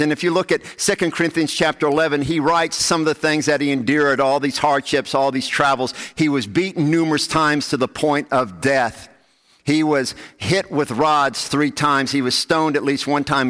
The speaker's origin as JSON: {"language": "English", "region": "the South", "country": "United States", "tie": "born or raised there", "said": "growing up in the South"}